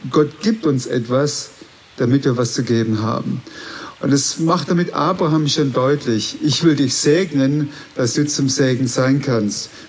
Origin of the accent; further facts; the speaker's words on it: Baden-Württemberg, Germany; Äh, meine Geschichte ganz kurz. Ich bin aufgewachsen auf der Schwäbischen Alb.